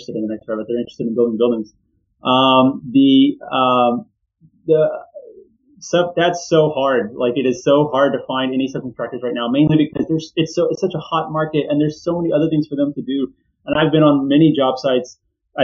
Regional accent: Houston, Texas, United States; I grew up in Houston

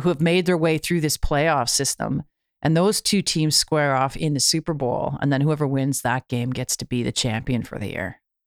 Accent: Canada; being Canadian, having, uh, America just to the south of us

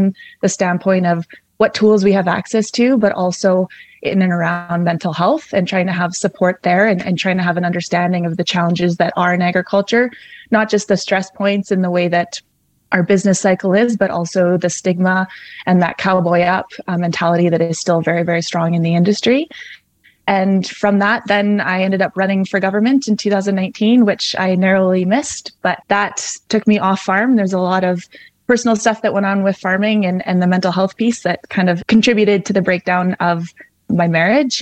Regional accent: Calgary, Alberta, Canada; moved away as an adult; also born or lived in southwest Saskatchewan; now in Saskatchewan, Canada; I grew up in Calgary, Alberta

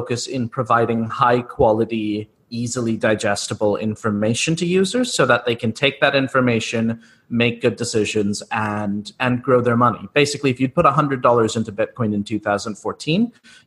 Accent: United States; both my co-founder and I grew up in the US.

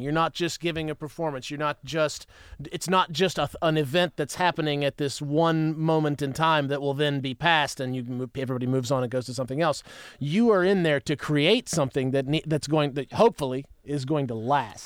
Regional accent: West Virginia, United States; now in Nashville, United States; I'm from West Virginia. I'm from the cold, cold mountains

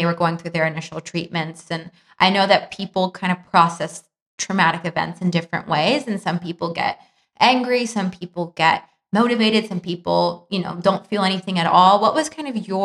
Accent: Los Angeles, California, United States; I grew up in Chatsworth and I went to Sierra Canyon and grew up in like West Hills. I went to West Hills Hospital. That's where I was born.

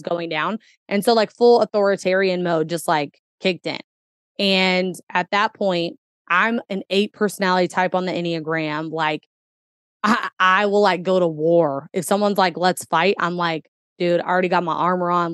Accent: Kentuckiana, United States; born or raised there

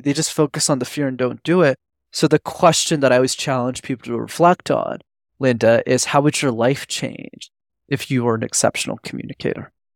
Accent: Montreal, Quebec, Canada; I grew up in Montreal in Canada, which I'm still based

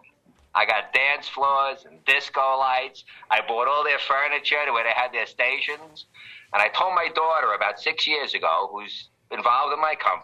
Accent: New York City, New York, United States; I grew up in the Canarsie section of Brooklyn

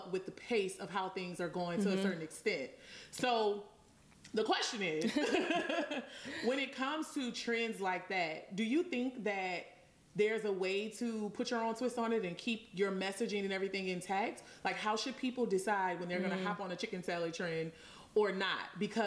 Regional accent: New Orleans, Louisiana, United States; I'm from New Orleans

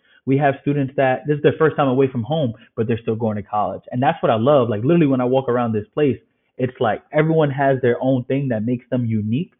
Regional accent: New York City, New York, United States; also born or lived in Ireland; born and raised in the Bronx

